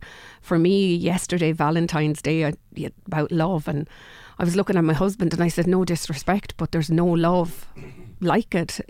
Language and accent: English; Kilkenny, Leinster, Ireland; also born or lived in Wicklow; I'm very much a Kilkenny woman